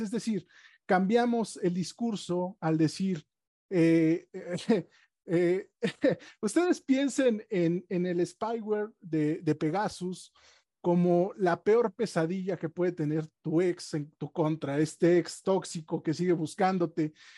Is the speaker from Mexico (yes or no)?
yes; Oaxaca, Mexico; mi tierra, de Oaxaca